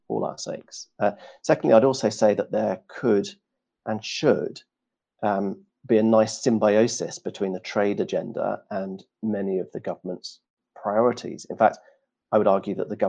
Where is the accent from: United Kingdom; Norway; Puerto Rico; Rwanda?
United Kingdom; as a Brit abroad